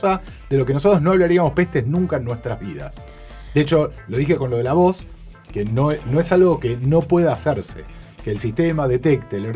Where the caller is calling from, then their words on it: Buenos Aires, Argentina; Hola, ¿qué tal? … de Villa Crespo, los escucho siempre